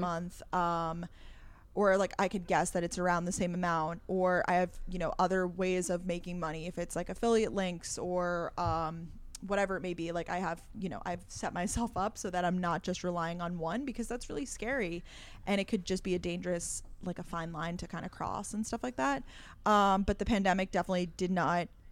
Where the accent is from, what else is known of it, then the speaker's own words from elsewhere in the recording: Long Island, New York, United States; also born or lived in Georgia; I live in New York City. I'm originally from Long Island, New York